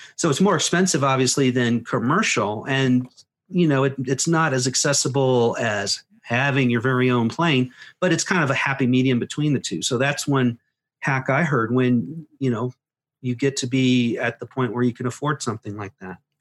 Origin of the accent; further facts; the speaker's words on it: United States; as an American